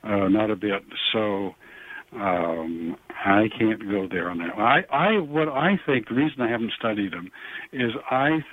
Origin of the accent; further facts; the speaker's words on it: Vermont, United States; I grew up in Vermont, so not too far away from you